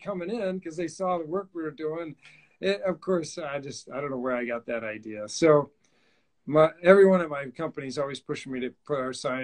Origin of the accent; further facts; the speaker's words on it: Wisconsin, United States; moved away as an adult; I'm from Wisconsin, came out to the East Coast for architecture school at Roger Williams